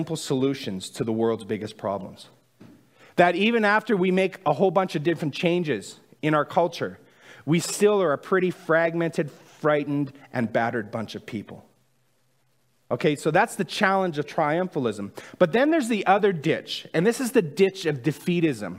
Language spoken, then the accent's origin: English; Saskatchewan, Canada; I'm from Saskatchewan